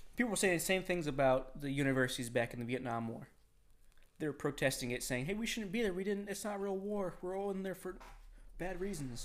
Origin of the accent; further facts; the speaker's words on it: United States; we're fucking American.